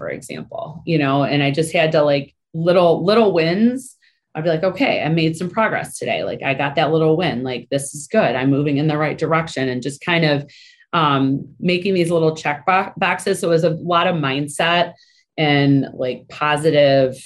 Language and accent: English; Michigan, United States; moved away as an adult; I was born and raised in Michigan